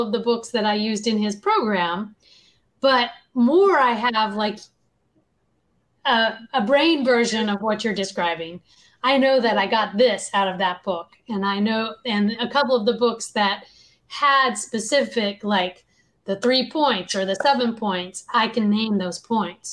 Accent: the South, United States; I grew up in the South, which was known as Bible Belt

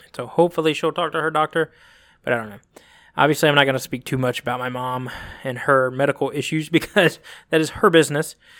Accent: Phenix City, Alabama, United States; also born or lived in California / Columbus, Georgia; I was born in California, and when I was three or four, I think it was, we moved to good old Phoenix City, Alabama, which if anybody's from Phoenix City or Columbus, Georgia, you know that they are neighboring towns, eh, separated by the border of Alabama and Georgia. So Phoenix City, Alabama, and Columbus, Georgia. So I grew up there back and forth.

